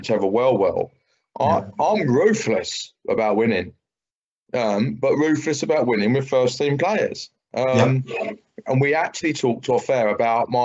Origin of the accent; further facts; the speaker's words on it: Brighton, South East England, United Kingdom; my hometown team.